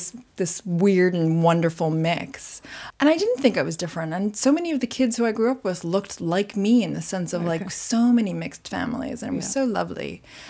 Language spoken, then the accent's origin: English; Montreal, Quebec, Canada; I was brought up. I was born and bred in Montreal.